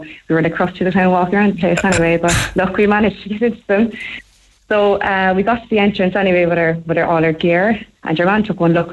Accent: Cork, Munster, Ireland; we're from Cork

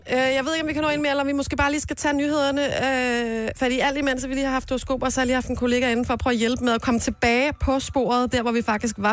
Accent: Nykøbing Sjælland, Zealand, Denmark; Jeg er fra Nykøbing Sjælland.

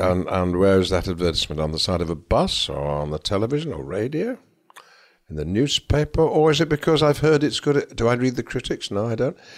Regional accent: Lancashire, North West England, United Kingdom; I'm from Lancashire

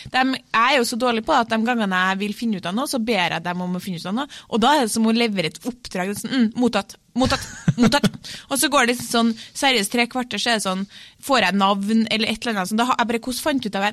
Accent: Trøndelag, Norway; jeg er trønder

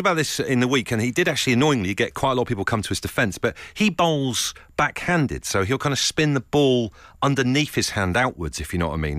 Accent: Leigh-on-Sea, East of England, United Kingdom; I'm from Leon C.

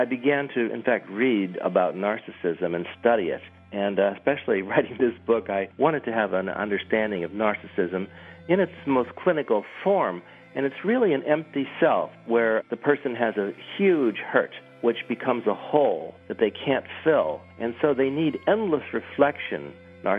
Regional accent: United States; I'm an American writer

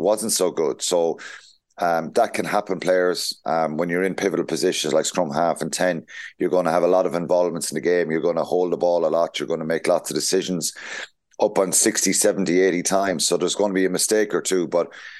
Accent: Tipperary, Munster, Ireland; I'm a tip man, so I'm right in the middle.

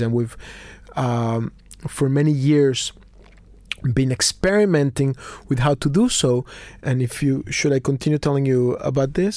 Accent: Mexico City, Mexico; I was born in Mexico City. I'm a confused Mexican Jew

